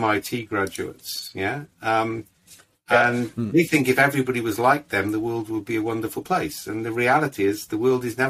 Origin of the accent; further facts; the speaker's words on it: Wales, United Kingdom; we're all Welsh